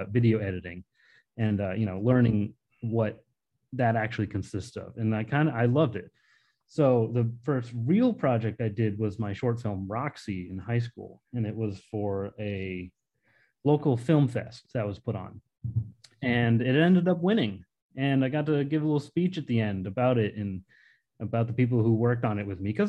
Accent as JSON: {"language": "English", "town": "Grafton", "region": "Massachusetts", "country": "United States", "tie": "born or raised there", "said": "I grew up in Grafton, Massachusetts. It's this little town next to Worcester"}